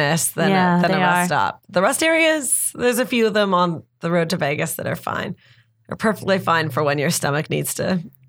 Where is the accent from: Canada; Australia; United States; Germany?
Canada; As children growing up in Canada